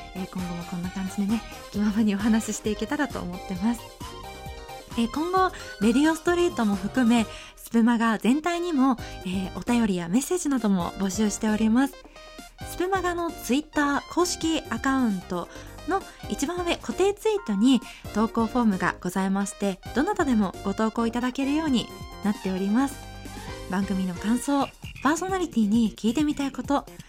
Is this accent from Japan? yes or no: yes; Osaka, Japan; 大阪生まれ大阪育ちでして生っ粋の関西人です